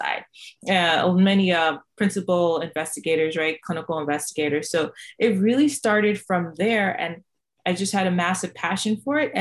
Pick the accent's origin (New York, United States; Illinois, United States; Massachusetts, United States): Massachusetts, United States; Boston; also born or lived in Jamaica; I am an immigrant from Jamaica. My family moved to Boston, Massachusetts.